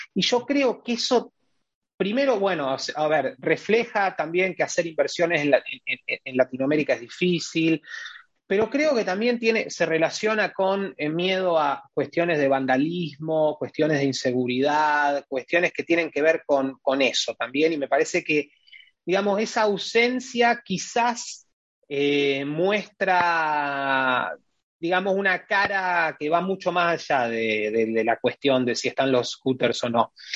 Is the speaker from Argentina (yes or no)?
yes; Rosario, Santa Fe, Argentina; mi ciudad, Rosario